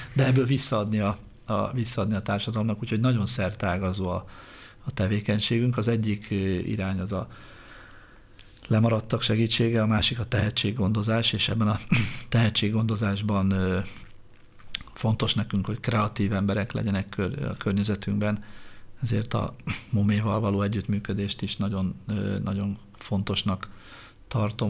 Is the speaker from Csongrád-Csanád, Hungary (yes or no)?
no; Budapest, Hungary; Én úgy nőttem föl Budafokon, hogy az utca volt a játszótér